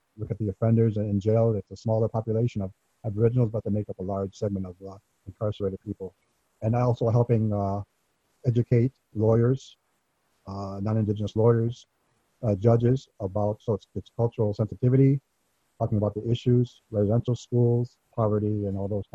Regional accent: Detroit, Michigan, United States; moved away as an adult; also born or lived in Kahnawake Mohawk Territory, Quebec; now in Kahnawake, Canada; Ganyangahaga and Anishinaabe ancestry. That's Mohawk and Ojibwe. Born to Native parents. I grew up born and raised in Detroit, Michigan. Raised there until I was 21. Left there and moved to Ganawagi Mohawk Territory, which is near Montreal, Quebec, at the Indian Reserve.

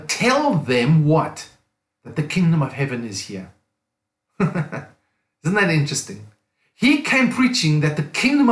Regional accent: South Africa; moved away as an adult; also born or lived in Cape Town, South Africa / United States / England; I'm from South Africa. Pastored a church for nearly 20 years in Cape Town, South Africa

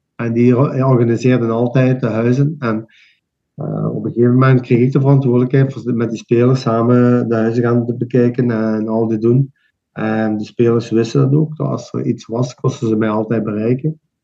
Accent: Limburg, Belgium; wij zijn daar als Limburgers

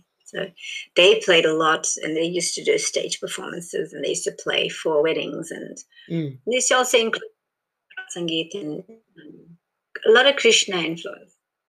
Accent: South Africa; born there; Born in South Africa as Indian, you're not South African. Like, in South Africa, you kind of like regarded Indian.

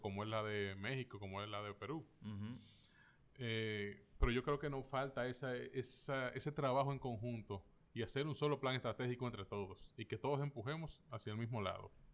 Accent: Dominican Republic; como los dominicanos

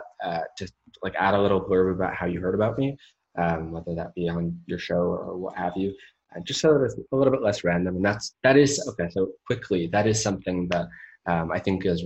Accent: Menlo Park, California, United States; moved away as an adult; now in Austin, Texas, United States; I grew up in Menlo Park with Facebook

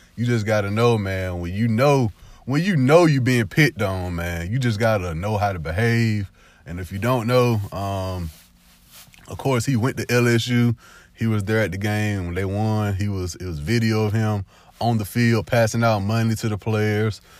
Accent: the South, United States; also born or lived in Alabama / Georgia; I only grew up in Alabama and Georgia for twenty-six years of my life.

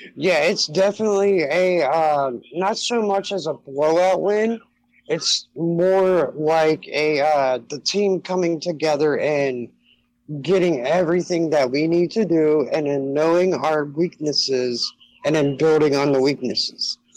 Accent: Cincinnati, Ohio, United States; I'm from Cincinnati, and I love Notre Dame, I love my Reds, I love everything about Ohio except Ohio State

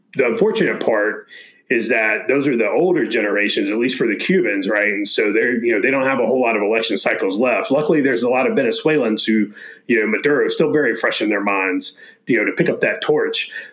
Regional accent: Florida, United States; moved away; my home state of, of Florida

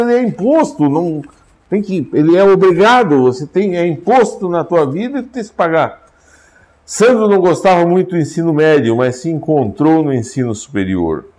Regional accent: São Miguel, Brazil; moved away; Lá no São Miguel, onde eu nasci

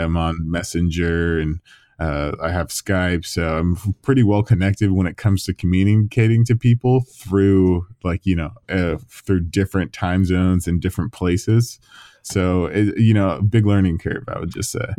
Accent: Southern California, United States; moved away as an adult; now in London, United Kingdom; my hometown in Southern California

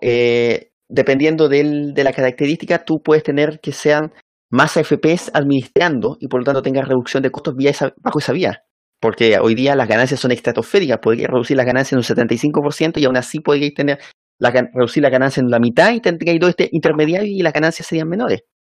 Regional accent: Chile

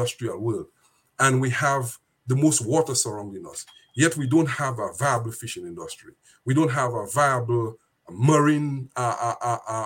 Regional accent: Dominica; one of my friends I went to school with. We grew up in Dominica together

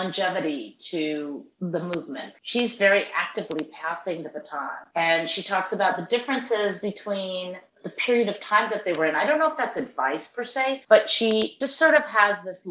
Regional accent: California, United States; I'm from California

